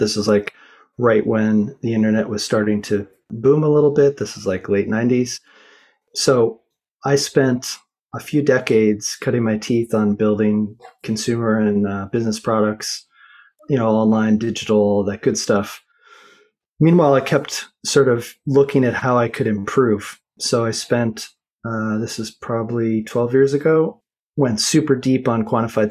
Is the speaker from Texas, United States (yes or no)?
no; Boulder, Colorado, United States; I grew up in Boulder, Colorado